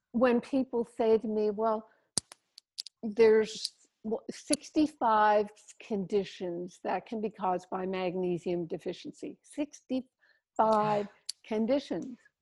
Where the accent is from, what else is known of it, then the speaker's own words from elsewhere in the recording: Canada; now in Maui, United States; Here I am in Maui, so far away, but I'm, I'm still a Canadian with my outs and abouts